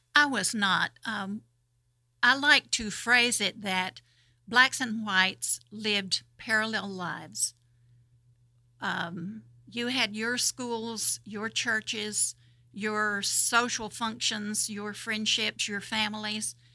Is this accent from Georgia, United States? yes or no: yes; Madison County, Georgia, United States; where I grew up over in Madison County, um, I grew up knowing about six black people